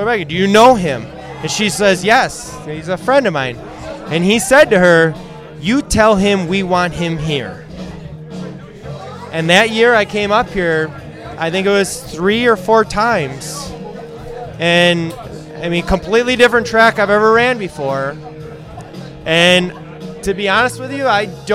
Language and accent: English; Sussex, Wisconsin, United States; I'm from Sussex